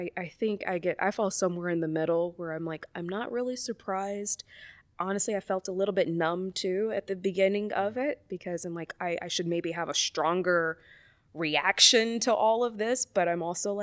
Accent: the South, United States; maybe it is because I'm from the South and like it's not a new thing.

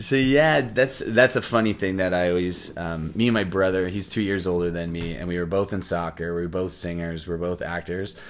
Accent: Windsor, Ontario, Canada; moved away as an adult; now in Toronto, Canada; I'm originally from Windsor, Ontario

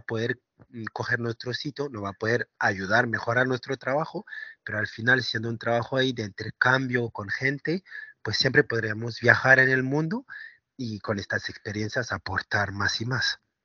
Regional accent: France; Spanish is a second language; moved away; yo crecí en Francia

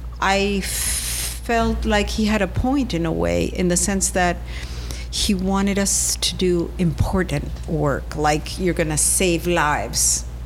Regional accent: Venezuela; moved away as an adult; also born or lived in Pittsburgh, United States; I grew up in Venezuela, yes.

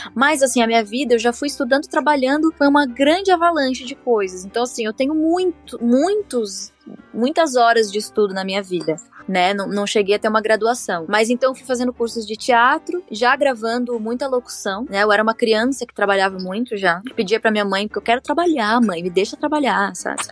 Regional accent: Torres, Rio Grande do Sul, Brazil; da cidade onde eu me criei, que foi em Torres, uma praia do Rio Grande do Sul

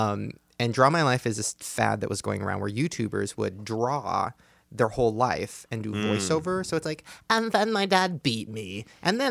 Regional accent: Long Beach, California, United States; from Long Beach

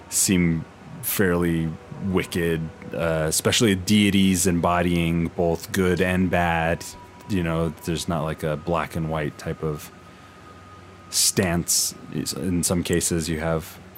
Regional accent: the South, United States; Yeah, and, I think and I'm from the Bible Belt.

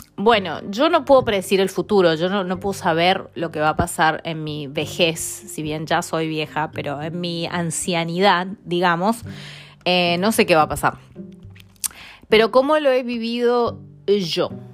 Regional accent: Mendoza, Argentina; moved away as an adult; also born or lived in Spain / Italy / Buenos Aires; now in London, United Kingdom; yo nací en Mendoza

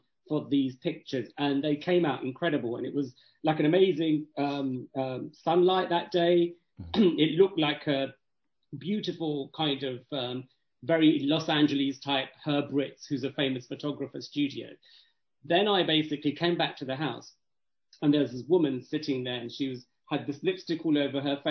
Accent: Kent, South East England, United Kingdom; also born or lived in Woolwich; I grew up in Kent

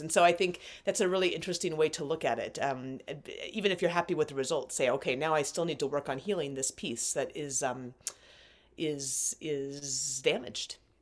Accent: Alaska, United States; I was grown up, grew up in Alaska. I was born in Alaska

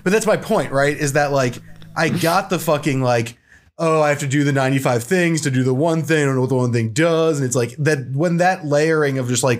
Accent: Romania; I'm Romanian.

